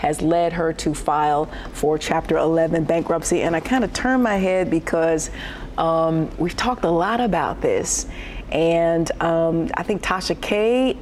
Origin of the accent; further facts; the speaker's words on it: Detroit, Michigan, United States; I'm from Detroit, and we used to say Nikes back in the day